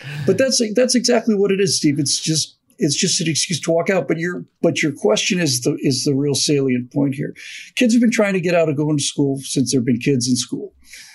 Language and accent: English; Bermuda; when I grew up in Bermuda